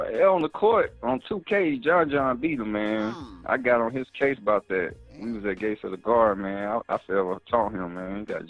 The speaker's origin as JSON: {"language": "English", "town": "Atlanta", "region": "Georgia", "country": "United States", "tie": "born or raised there", "said": "Yeah, East Atlanta, Georgia."}